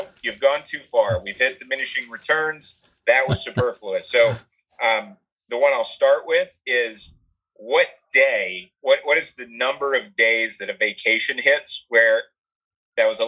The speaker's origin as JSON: {"language": "English", "town": "Atlanta", "region": "Georgia", "country": "United States", "said": "I was from Atlanta"}